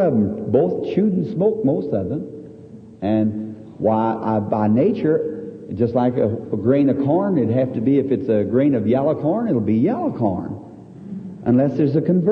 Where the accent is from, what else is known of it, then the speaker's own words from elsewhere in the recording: the South, United States; I'm from the South